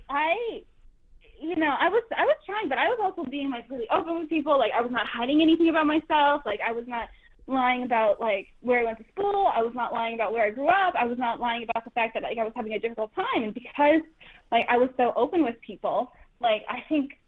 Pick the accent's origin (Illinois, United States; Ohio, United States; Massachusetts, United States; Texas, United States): Massachusetts, United States; Worcester; also born or lived in New York; now in Los Angeles, United States; I'm from Worcester, Massachusetts